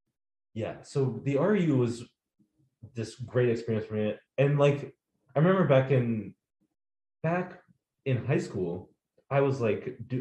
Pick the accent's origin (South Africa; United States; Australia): United States; also born or lived in Bellingham, Washington; I was born in America and I've lived here all my life